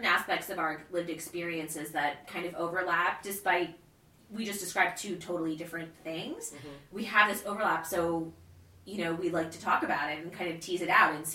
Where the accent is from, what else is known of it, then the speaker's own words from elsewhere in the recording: Michigan, United States; moved away as an adult; also born or lived in Texas / England; now in New York, United States; I'm from Michigan, which living in New York, people talk about flyover states